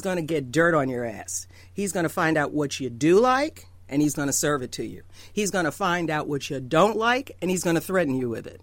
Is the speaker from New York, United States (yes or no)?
yes; New York, United States; I grew up in New York. If you get me mad enough, I talk like Trump